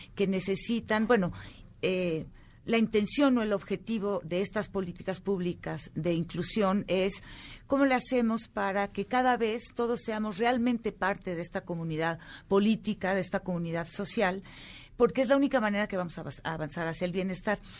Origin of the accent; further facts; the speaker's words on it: Mexico; como mexicanos, como sociedad mexicana